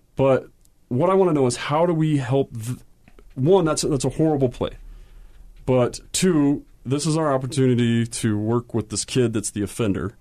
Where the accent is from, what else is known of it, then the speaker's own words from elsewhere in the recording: Utah, United States; when I started playing in Utah